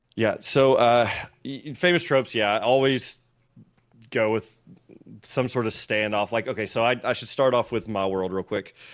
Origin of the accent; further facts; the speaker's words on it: Tennessee, United States; I'm from Tennessee